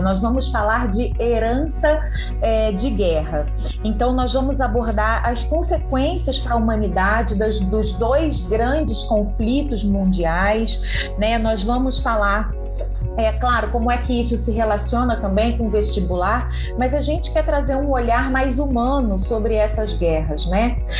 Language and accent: Portuguese; Rio de Janeiro, Brazil; Universidade Federal do Rio de Janeiro, minha terra